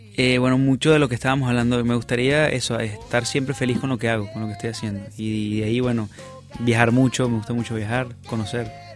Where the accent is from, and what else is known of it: Venezuela; moved away